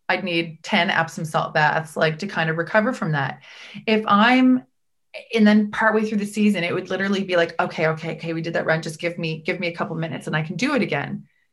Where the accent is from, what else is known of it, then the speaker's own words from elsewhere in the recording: Prince Edward Island, Canada; I grew up in Prince Edward Island